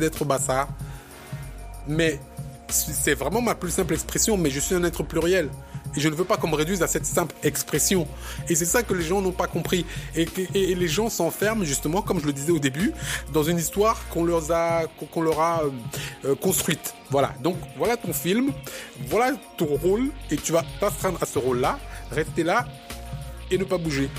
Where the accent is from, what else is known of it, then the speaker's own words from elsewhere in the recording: Cameroon; me nommer Camerounais puisque je viens de cet endroit-là